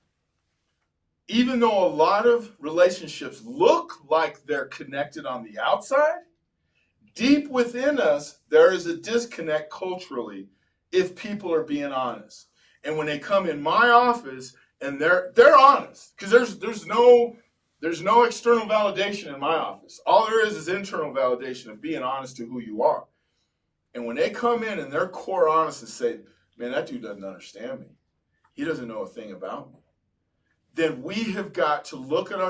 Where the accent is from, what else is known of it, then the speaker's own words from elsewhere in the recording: Gardena, California, United States; I was a Cholo from Gardena